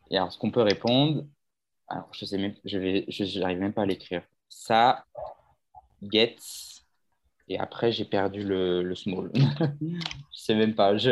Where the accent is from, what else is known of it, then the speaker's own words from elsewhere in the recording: south of France, France; accent: southern French; Moi, je suis fière de mon accent. Je vais pas le gommer. Je vais pas. Non, non. Non, non. On est dans le sud. On parle du sud.